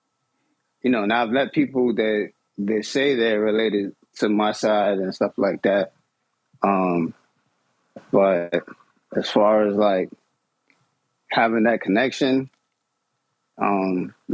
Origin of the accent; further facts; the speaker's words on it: New York, United States; I grew up in New York